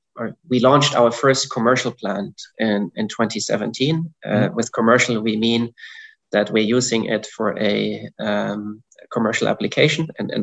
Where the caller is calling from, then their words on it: Zurich, Switzerland; Indeed, I'm calling in from Zurich, Switzerland.